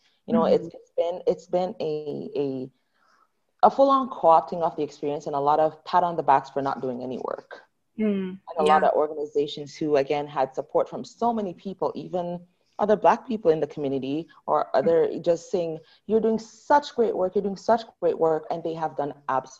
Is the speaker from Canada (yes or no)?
yes; Canada; I keep on saying this country, I'm not American, I'm Canadian.